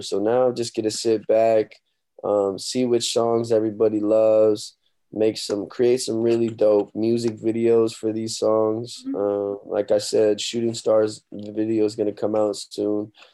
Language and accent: English; Omaha, Nebraska, United States; my hometown, Omaha, Nebraska